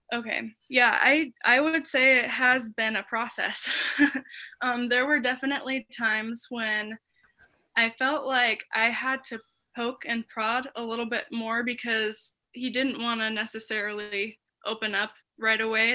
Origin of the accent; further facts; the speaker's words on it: Taylorsville, Utah, United States; moved away as an adult; now in Des Moines, United States; I'm originally from Taylorsville, Utah, but I moved to Des Moines, Iowa